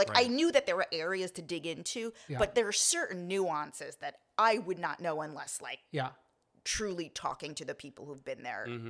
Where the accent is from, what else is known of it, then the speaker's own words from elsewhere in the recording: Long Island, New York, United States; I am a native New Yorker. I'm actually from Long Island. And so, I'm a gay person.